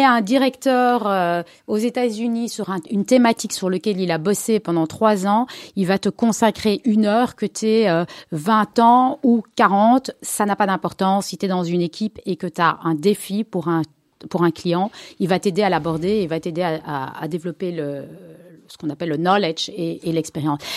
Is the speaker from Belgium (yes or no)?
yes; Brussels, Brussels-Capital Region, Belgium; je suis née à Bruxelles, ici à Cavel, d'une famille euh, Ashkenaz, 100%, mère et père de Pologne. j'ai grandi ici